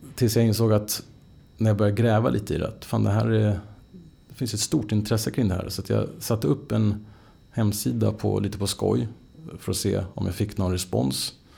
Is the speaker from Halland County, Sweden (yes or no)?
no; Stockholm, Stockholm County, Sweden; jag är ju född in i Stockholm. Uppväxt i, liksom, verkligen in i stan.